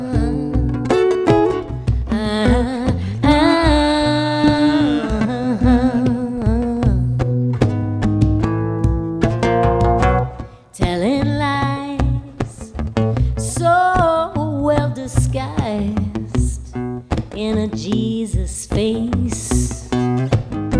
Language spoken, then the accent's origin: English; New Jersey, United States; I'm from New Jersey.